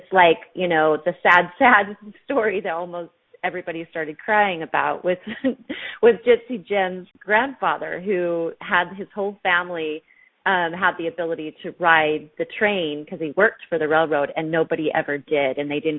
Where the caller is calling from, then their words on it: Australia; and we are live from Australia.